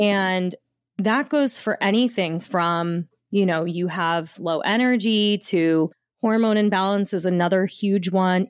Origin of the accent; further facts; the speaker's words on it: the Jersey Shore, New Jersey, United States; I grew up in the, at the shore in New Jersey